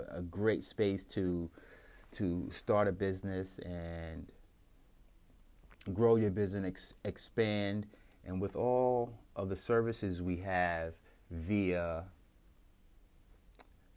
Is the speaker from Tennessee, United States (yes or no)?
no; New York, United States; I'm from New York